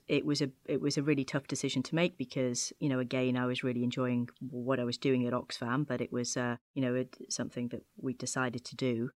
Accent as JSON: {"language": "English", "town": "Chorley", "region": "North West England", "country": "United Kingdom", "tie": "born or raised there", "moved": "as an adult", "lives_now": "Washington, D.C., United States", "said": "I'm actually from, uh, Chorley in Lancashire in the northwest of England"}